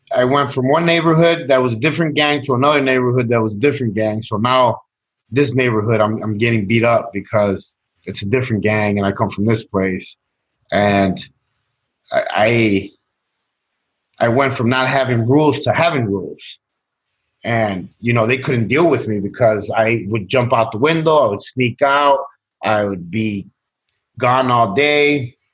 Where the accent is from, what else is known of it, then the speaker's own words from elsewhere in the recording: Chicago, Illinois, United States; I, I grew up in Chicago, um, Latino neighborhood, uh, Mexican uh, neighborhood